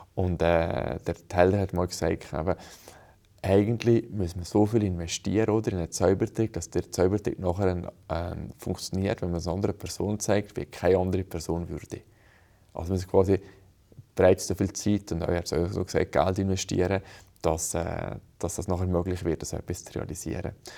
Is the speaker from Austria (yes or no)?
no; Brig, Valais, Switzerland; ich bin in Brig aufgewachsen